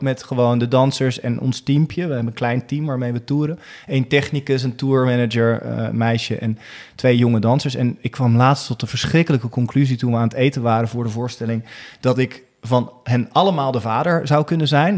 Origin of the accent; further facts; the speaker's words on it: Rotterdam, South Holland, Netherlands; in Rotterdam, Alexanderpolder, waar ik vandaan kwam, in mijn leeftijdscategorie, want ik was tien